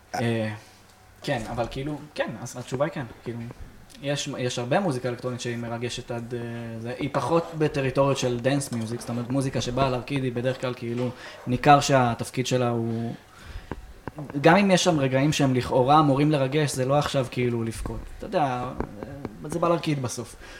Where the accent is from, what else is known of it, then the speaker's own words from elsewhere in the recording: Afula, Northern District, Israel; איפה שאני ספציפית גדלתי זה יותר באמת באווירת מושב